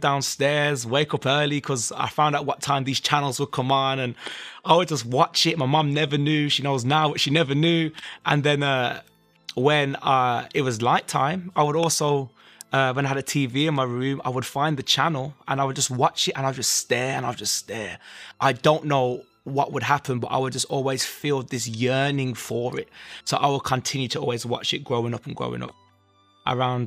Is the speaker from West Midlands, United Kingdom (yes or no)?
yes; Birmingham, West Midlands, United Kingdom; I'm from Birmingham, England